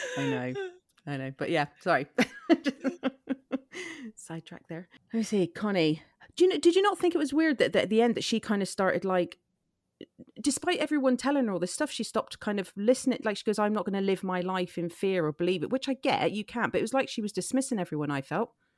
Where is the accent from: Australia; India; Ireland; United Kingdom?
Ireland; I grew up in Ireland, which is very Catholic, heavy.